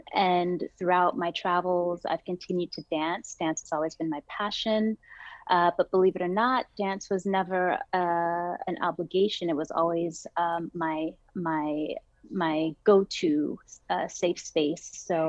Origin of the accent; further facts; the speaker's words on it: Houston, Texas, United States; also born or lived in London, United Kingdom / Dubai, United Arab Emirates / Oman; I was born in Houston, Texas, from a Trinidadian mother and a European father. So I like to represent the West Indies big time. Texas is my home.